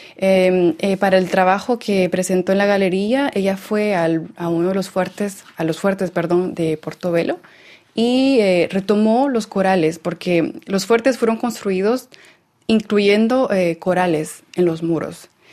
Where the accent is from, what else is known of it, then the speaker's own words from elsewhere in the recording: Lake Atitlán, Sololá, Guatemala; moved away; also born or lived in El Salvador; Yo crecí en Guatemala, en el lago Atitlán